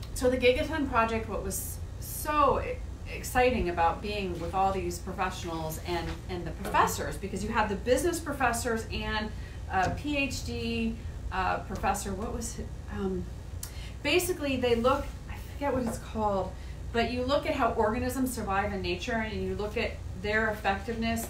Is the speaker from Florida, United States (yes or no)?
yes; Martin County, Florida, United States; I grew up in Martin County and it was pretty rural